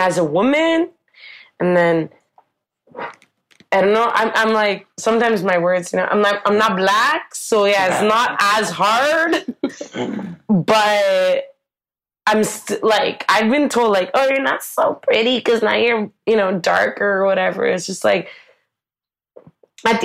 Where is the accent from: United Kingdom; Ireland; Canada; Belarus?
Canada; Ottawa, Ontario; moved away as an adult; now in Guangzhou, China; we're both from Ottawa.